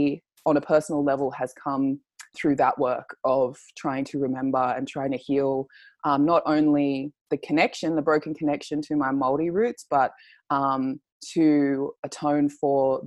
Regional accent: Sydney, New South Wales, Australia; I was born here in Australia, in Sydney

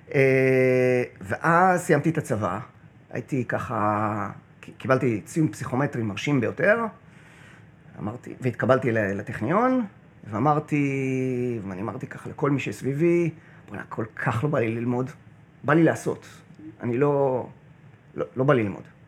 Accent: Kiryat Bialik, Haifa District, Israel; also born or lived in New Jersey, United States / Connecticut, United States; אני קריית, אה, קריית ביאליק

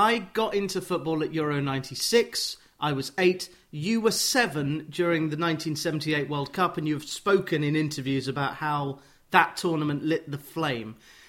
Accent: Watford, East of England, United Kingdom; I'm from Watford

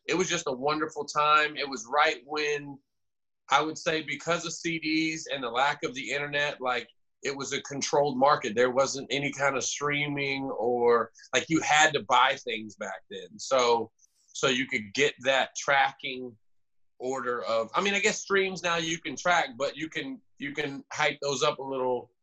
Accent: Jacksonville, Florida, United States; moved away as an adult; I grew up in Jacksonville, Florida, until I was 18

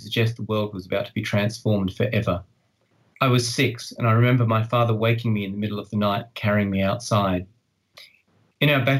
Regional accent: Australia; I live in Australia. I you know, I am Australian

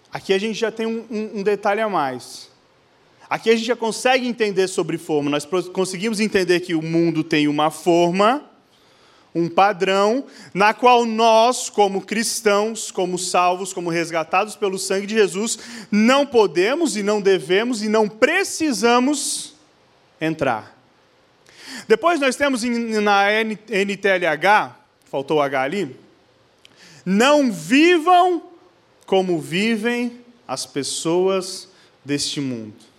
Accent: Blumenau, Santa Catarina, Brazil; nós somos de Blumenau, Santa Catarina

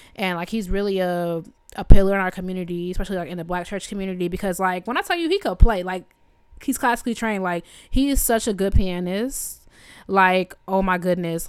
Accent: Evanston, Illinois, United States; Evanston's where I'm from

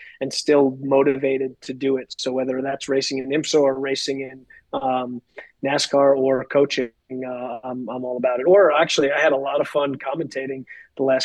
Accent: Long Island, New York, United States; I grew up on Long Island, New York

